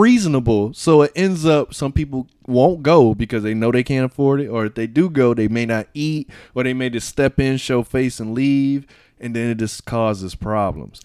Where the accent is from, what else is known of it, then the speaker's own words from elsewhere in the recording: Miami, Florida, United States; moved away; also born or lived in Bahamas; I'm from Miami.